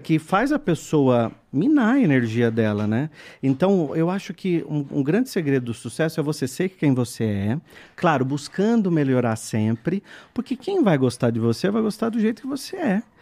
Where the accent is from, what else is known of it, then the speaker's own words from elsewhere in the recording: São Roque, São Paulo, Brazil; moved away as an adult; now in São Paulo, Brazil; eu sou do interior de São Paulo, nasci em São Roque, e aí vim morar em São Paulo.